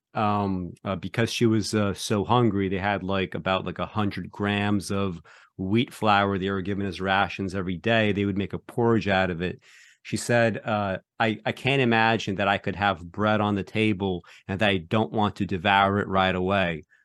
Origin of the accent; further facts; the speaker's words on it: Belarus; moved away; when I was born, I was born in Belarus